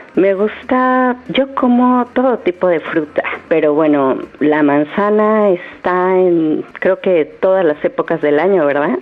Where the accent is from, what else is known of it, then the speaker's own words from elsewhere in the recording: Mexico; De México.